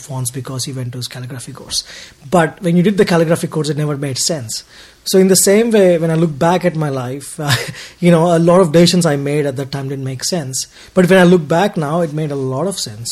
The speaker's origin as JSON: {"language": "English", "town": "Hyderabad", "region": "Telangana", "country": "India", "tie": "born or raised there", "moved": "yes", "lives_now": "Australia", "said": "I was born in Hyderabad. Hyderabad is a city in South India"}